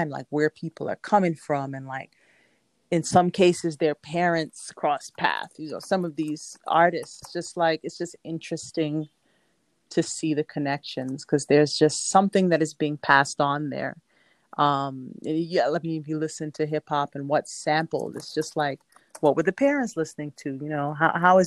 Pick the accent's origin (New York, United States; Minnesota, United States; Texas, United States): New York, United States; New York City; also born or lived in Jamaica; now in Brooklyn, United States; I was born in Jamaica and I grew up in Southeast Queens